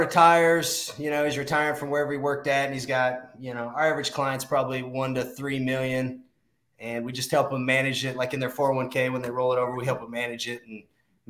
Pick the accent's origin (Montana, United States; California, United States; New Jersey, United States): Montana, United States; moved away as an adult; also born or lived in Kentucky; So I grew up in Montana, went to University of Kentucky, and I graduated in 2002.